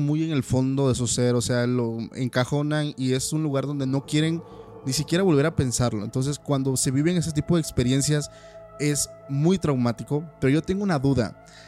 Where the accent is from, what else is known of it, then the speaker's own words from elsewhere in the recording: Oaxaca, Mexico; de donde soy, que es más al sur, que es Oaxaca